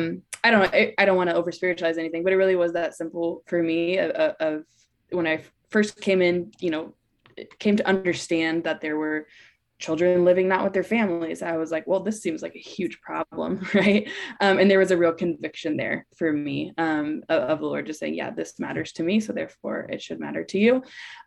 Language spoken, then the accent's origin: English; Atlanta, Georgia, United States; also born or lived in Guatemala; I grew up in Atlanta, Georgia, but lived in Guatemala for about a decade with my husband.